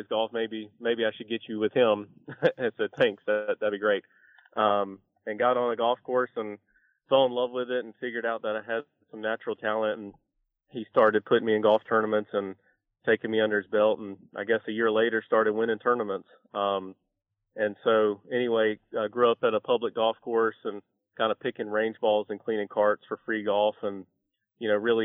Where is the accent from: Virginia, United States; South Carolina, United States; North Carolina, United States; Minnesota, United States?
North Carolina, United States; Sanford; moved away as an adult; now in Charlotte, United States; I grew up in Sanford, North Carolina, which is about 2 hours east of Charlotte